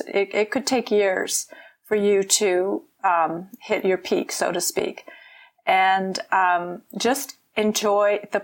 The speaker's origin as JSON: {"language": "English", "area": "Gulf Coast", "region": "Deep South", "country": "United States", "tie": "born or raised there", "said": "I grew up on the Gulf Coast and in the Deep South"}